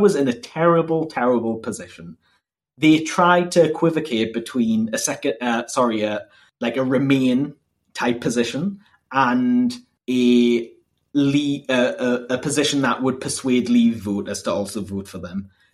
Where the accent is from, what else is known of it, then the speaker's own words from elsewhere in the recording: Northumberland, North East England, United Kingdom; also born or lived in Durham; I'm from Northumberland